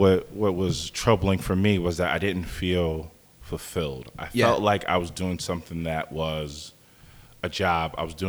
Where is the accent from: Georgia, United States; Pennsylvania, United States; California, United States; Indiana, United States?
Pennsylvania, United States; Bristol; I grew up in Bucks County, Bristol.